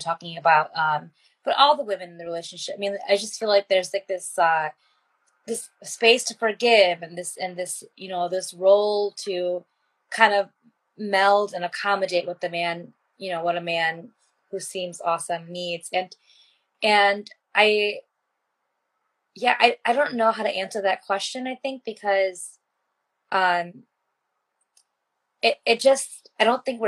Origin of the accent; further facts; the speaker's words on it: United States; growing up as an Indian American